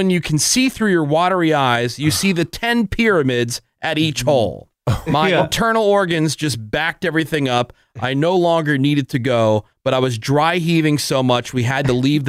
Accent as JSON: {"language": "English", "town": "South Bend", "region": "Indiana", "country": "United States", "tie": "born or raised there", "said": "I went to my hometown of South Bend, Indiana over the 4th of July weekend"}